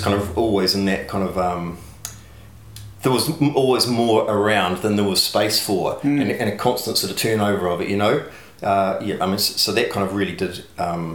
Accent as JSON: {"language": "English", "town": "Dunedin", "region": "Otago", "country": "New Zealand", "tie": "born or raised there", "said": "I grew up in Dunedin in Mornington"}